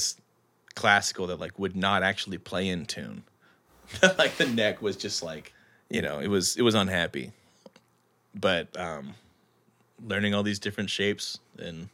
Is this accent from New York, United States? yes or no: no; Philpot, Kentucky, United States; moved away as an adult; also born or lived in Mississippi / Southeast United States; now in Seattle, United States; I was like from Philpott, Kentucky